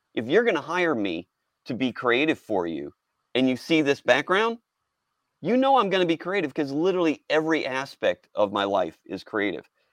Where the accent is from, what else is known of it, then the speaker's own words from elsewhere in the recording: Houston, Texas, United States; I was raised in Houston